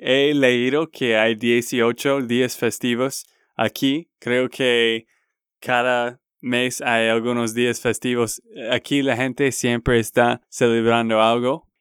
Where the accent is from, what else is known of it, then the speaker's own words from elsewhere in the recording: Texas, United States; now in Colombia; de Texas, Estados Unidos